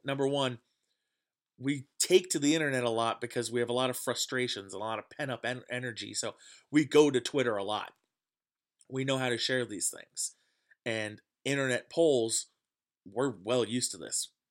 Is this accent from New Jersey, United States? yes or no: yes; New Jersey, United States; growing up in New Jersey and around Yankee fans all the time